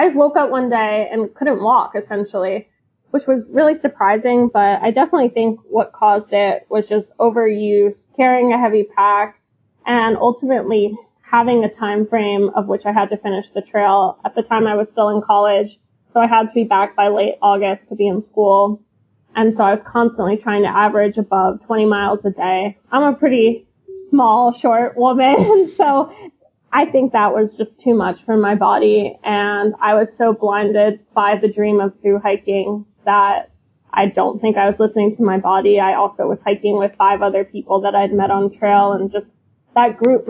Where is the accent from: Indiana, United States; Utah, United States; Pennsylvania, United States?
Pennsylvania, United States; Philadelphia; I grew up in a safe area, Philadelphia